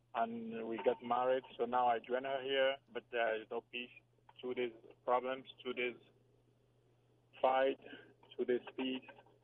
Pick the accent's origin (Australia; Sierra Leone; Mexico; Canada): Sierra Leone; moved away; also born or lived in Germany; originally we come from Sierra Leone